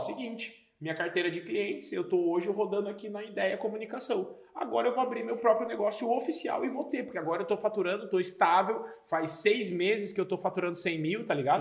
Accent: Paranaguá, Paraná, Brazil; moved away; Eu sou de Paranaguá, Paraná

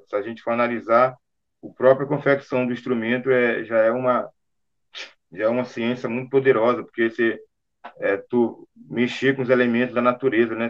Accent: São Luís, Maranhão, Brazil; eu sou natural de São Luís do Maranhão.

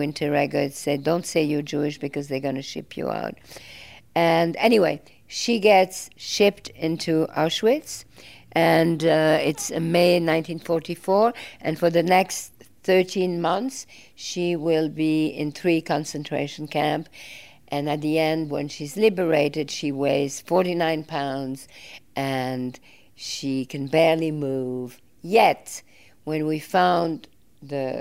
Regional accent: Belgium; I grew up in Belgium

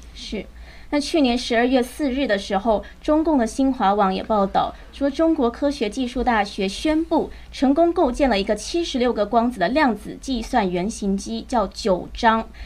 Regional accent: Taiwan; 身为台湾人呢，我也是摇头

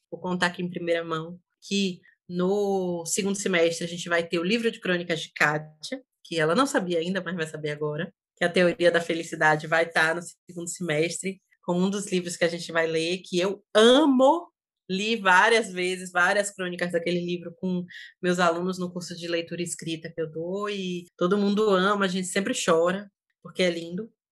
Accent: Salvador, Bahia, Brazil; Estou voltando para a Bahia, né? De volta à Bahia, minha terra.

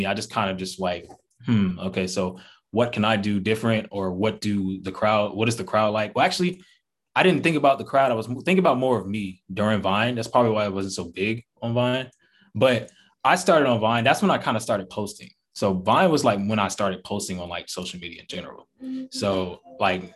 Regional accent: Atlanta, Georgia, United States; I'm from Atlanta, born and raised

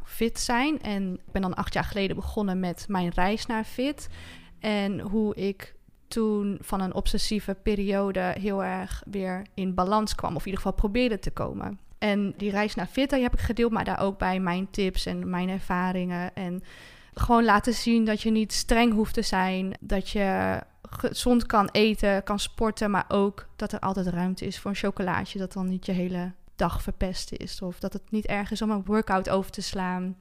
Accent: Friesland, Netherlands; moved away as an adult; also born or lived in Groningen; now in Heerenveen, Netherlands; Ik ben geboren in Friesland

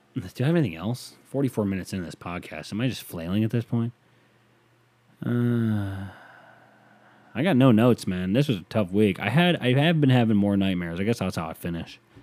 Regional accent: United States; being an American

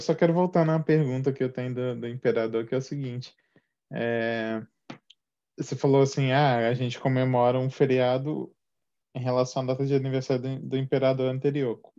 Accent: Juiz de Fora, Minas Gerais, Brazil; moved away; also born or lived in São Paulo; eu sou mineiro de Juiz de Fora, mas eu também morei em São Paulo por, por quase uma década

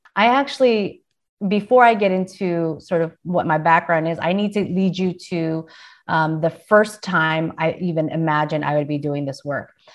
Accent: San Diego, California, United States; also born or lived in Philippines; I was raised in San Diego

